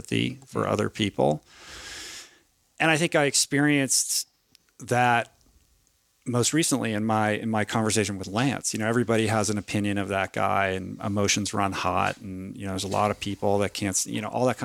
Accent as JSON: {"language": "English", "town": "Washington", "region": "District of Columbia", "country": "United States", "tie": "born or raised there", "moved": "as an adult", "said": "I grew up in Washington, D.C."}